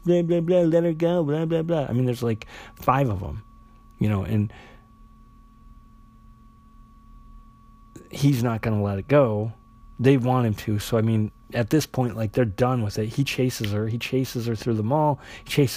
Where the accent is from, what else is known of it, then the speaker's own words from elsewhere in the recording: South Dakota, United States; I'm from South Dakota. That's where I grew up.